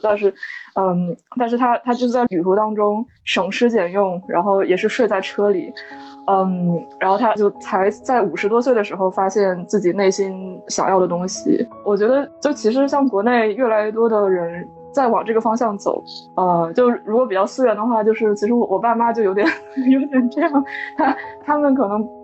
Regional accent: Northeast China, China; 我小的时候在东北长大

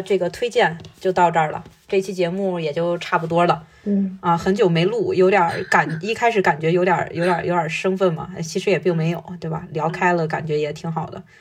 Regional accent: China; 我们中国人有一种说法叫法不容情

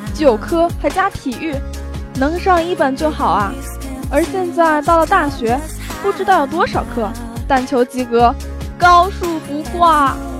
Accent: southern China, China; moved away; 作为一个南方人

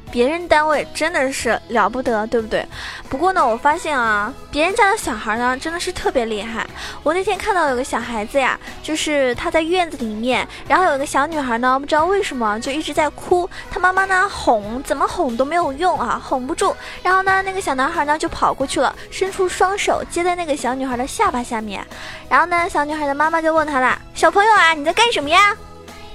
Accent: Zhejiang, China; now in Shanghai, China; 我是浙江人，但是呢，我自己是住在上海

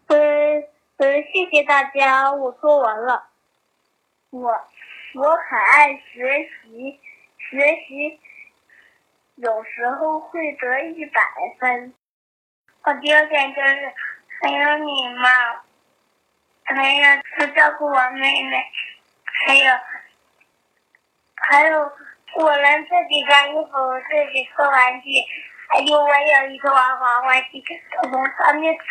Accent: Liaoning, China; 我来自东北辽宁，我非常喜欢听你的节目

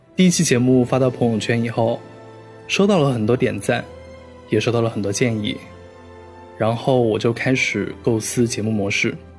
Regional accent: Yunnan, China; also born or lived in Xi'an / Xiamen / Guangzhou; now in Beijing, China; 我毕业五年了，老家在云南。二零零六年到二零一零年，我在西安上了四年的大学。毕业以后去了厦门、广州，做过一年的销售。四年前来了北京，现在做的工作是外贸。和大多数北漂一样，我住在一间十几平米的合租房里。没有客厅，也没有家人在身边

